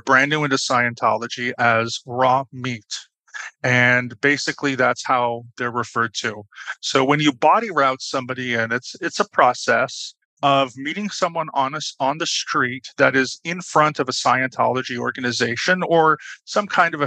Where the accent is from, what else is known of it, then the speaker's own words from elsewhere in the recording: Toronto, Ontario, Canada; moved away as an adult; also born or lived in Berlin, Germany / San Francisco, United States; now in Budapest, Hungary; I'm originally from Toronto, Canada. That's where I was born and raised.